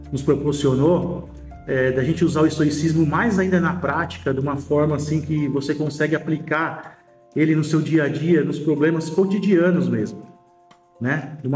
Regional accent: São Paulo, Brazil; tenho 43 anos, sou de São Paulo, capital, sou empresário.

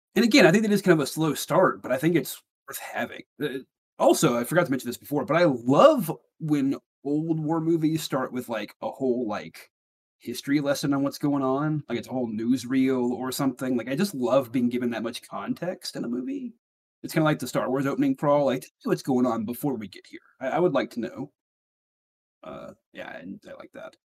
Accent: Alabama, United States; my neck of the woods

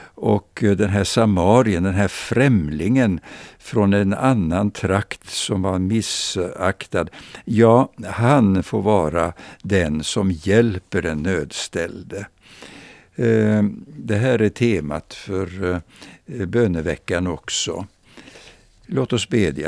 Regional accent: Växjö, Kronoberg County, Sweden; jag minns min barndom i Växjö

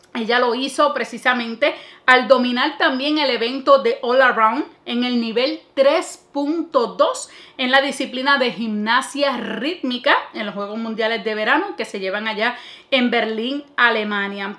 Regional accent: Puerto Rico; primero como puertorriqueña

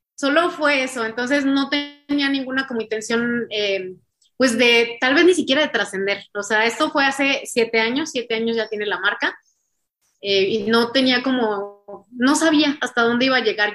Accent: San Luis Potosí, Mexico; somos de San Luis, bueno, soy de San Luis Potosí

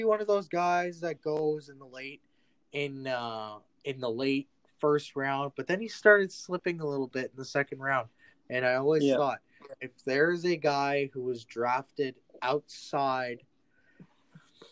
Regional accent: Canada; I'm Canadian

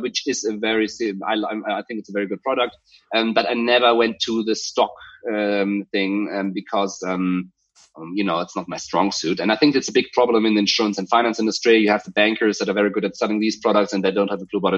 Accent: middle of Germany, Central Germany, Germany; moved away as an adult; also born or lived in Cologne, Germany; now in Hamburg, Germany; I come from Cologne. We moved to the middle of Germany, which is a few hundred kilometers or miles away. I went to school there.

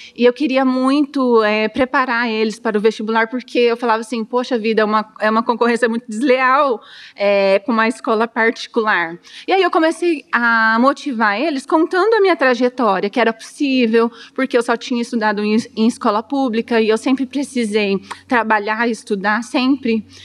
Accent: Dourados, Mato Grosso do Sul, Brazil; Nasci em Dourados, sou douradense, tenho 38 anos

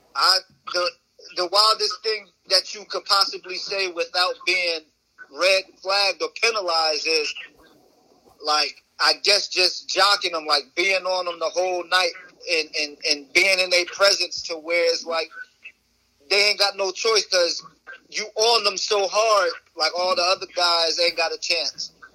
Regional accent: New Jersey, United States; I'm from Jersey

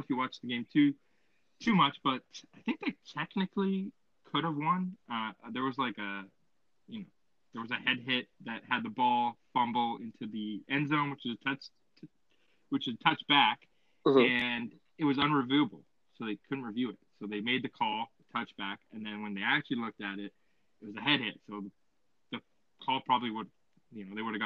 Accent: Mississauga, Ontario, Canada; I'm from Mississauga.

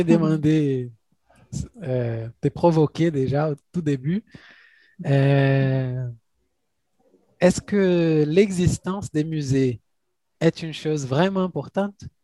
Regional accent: Contagem, Minas Gerais, Brazil; French is a second language; also born or lived in Barreiro, Belo Horizonte; now in Belo Horizonte, Brazil; ma famille vient des Barrières, mais j'ai grandi à Contagem, c'est une ville à côté de Belo Horizonte

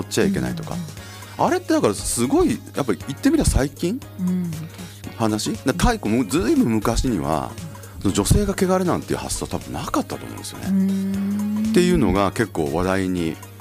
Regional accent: Yao, Osaka, Japan; now in Sapporo, Japan; うちの実家って東大阪市の隣の八尾市ってとこで

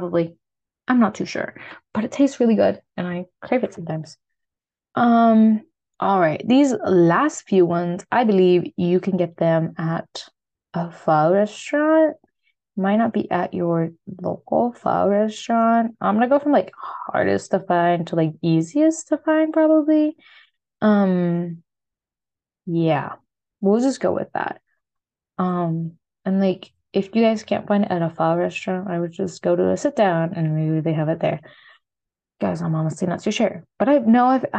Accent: United States; accent: American; my American accent

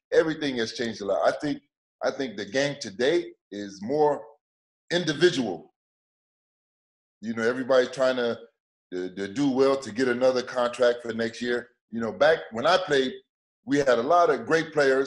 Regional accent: Chicago, Illinois, United States; moved away as an adult; now in La Séguinière, France; I'm from Chicago, and, you know, Chicago, we fight

